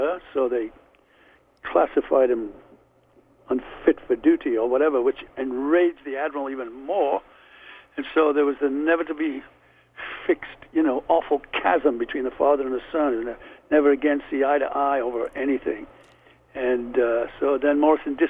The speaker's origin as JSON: {"language": "English", "town": "Liverpool", "region": "North West England", "country": "United Kingdom", "tie": "born or raised there", "also_born_or_lived": "London", "accent": "Liverpool", "moved": "yes", "said": "I was a kid from Liverpool, but still had the Liverpool accent"}